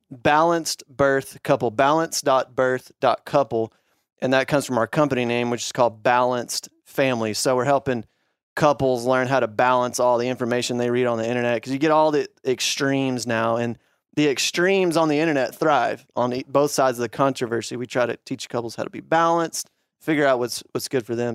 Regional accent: Arkansas, United States; lifelong hunter, grown, born and bred in Arkansas

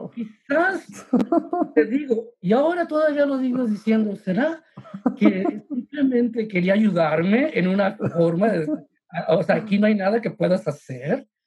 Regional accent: San Antonio, Texas, United States; also born or lived in Mexico; yo tengo mis raíces en México, sí, pero tengo toda una vida desde que estaba adolescente en San Antonio, tejano

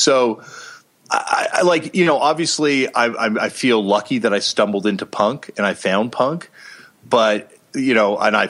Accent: Toronto, Ontario, Canada; I think growing up in Toronto, Canada, I was like, you know, really privileged, because that's a super heavy media market.

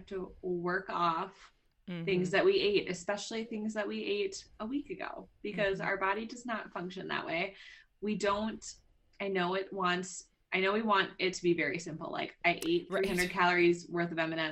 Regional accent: Midwest, United States; now in Denver, United States; we're both from the Midwest

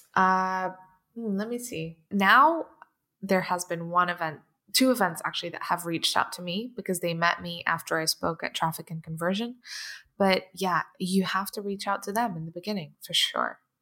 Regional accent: London, United Kingdom; also born or lived in Portugal; I grew up in London and I went to, uh, Saint Marylebone School for performing arts

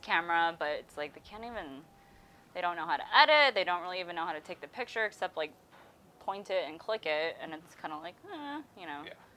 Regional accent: Hesperia, California, United States; my hometown is Hesperia

